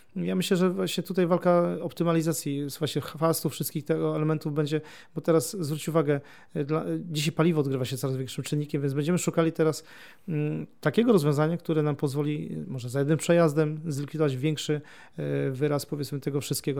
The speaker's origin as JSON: {"language": "Polish", "area": "near Gniezno", "region": "Greater Poland", "country": "Poland", "said": "ja pochodzę spod Gniezna"}